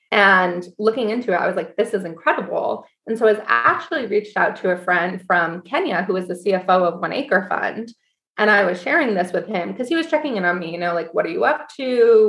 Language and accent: English; Syracuse, New York, United States; moved away; also born or lived in Washington, D.C.; I grew up in Syracuse, New York